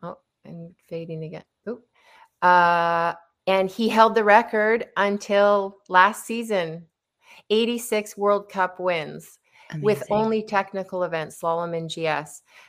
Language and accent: English; Whistler, British Columbia, Canada; So that was above our fireplace, as you probably remember, growing up in Alpine.